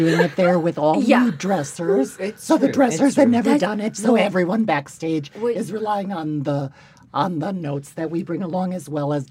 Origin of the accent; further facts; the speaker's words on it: Sheboygan, Wisconsin, United States; moved away; I'm from Sheboygan, Wisconsin.